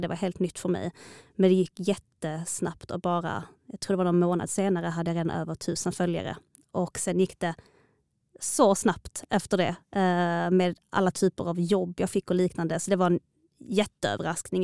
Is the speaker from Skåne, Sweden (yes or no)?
yes; Malmö, Skåne, Sweden; also born or lived in Stockholm; Jag är född och uppvuxen i Malmö förutom några få år iväg